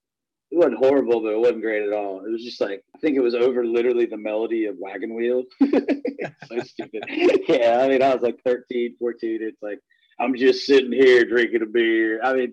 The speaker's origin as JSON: {"language": "English", "town": "Winchester", "region": "Virginia", "country": "United States", "tie": "born or raised there", "moved": "yes", "lives_now": "Nashville, United States", "said": "Winchester, Virginia, it's my hometown."}